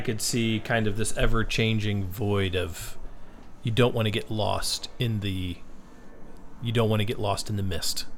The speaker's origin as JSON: {"language": "English", "region": "West Virginia", "country": "United States", "tie": "born or raised there", "said": "I grew up in West Virginia, which was really, the part of West Virginia that was really close to D C"}